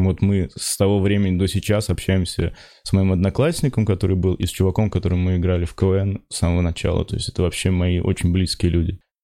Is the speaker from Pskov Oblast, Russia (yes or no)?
yes; Pskov, Pskov Oblast, Russia; moved away; я из Пскова